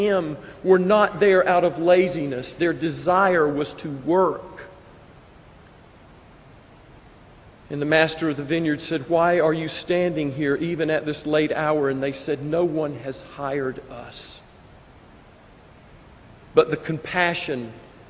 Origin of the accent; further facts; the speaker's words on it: United States; we as Americans